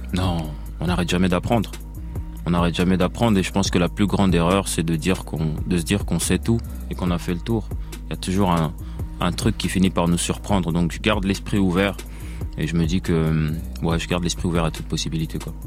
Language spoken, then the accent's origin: French; Belgium; je viens de Belgique